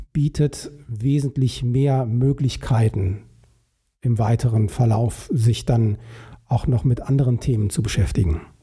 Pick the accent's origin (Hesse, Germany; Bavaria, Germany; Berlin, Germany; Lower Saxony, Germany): Hesse, Germany; Vogelsbergkreis, Upper; moved away as an adult; also born or lived in Alsfeld / Hamburg / China; now in Bonn, Germany; ich bin aufgewachsen ähm, in einer Region, äh, die heißt Vogelsberg, also Vogelsbergkreis, das ist in ähm, Oberhessen